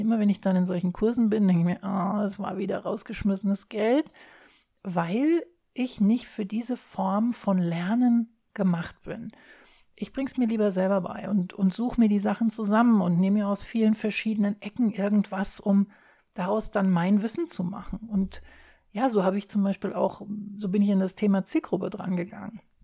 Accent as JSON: {"language": "German", "country": "Germany", "said": "Wir hier in Deutschland"}